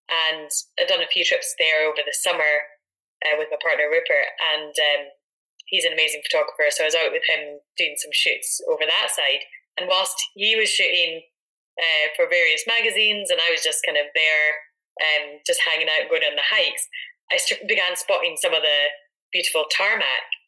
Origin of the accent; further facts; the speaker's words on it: Edinburgh, Scotland, United Kingdom; her growing up in Aberdeenshire, myself in Edinburgh, um, but both having a connection to the Highlands.